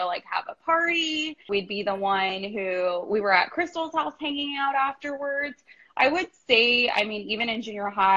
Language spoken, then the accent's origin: English; Bakersfield, California, United States; born and raised in Bakersfield, California